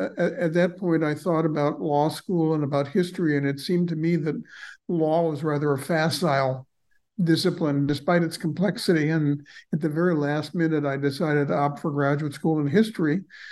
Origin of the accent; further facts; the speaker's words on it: Los Angeles, California, United States; I was born in Los Angeles, which even at the time in the 1950s when I was growing up was a heavily Mexicanized city and becoming more and more so.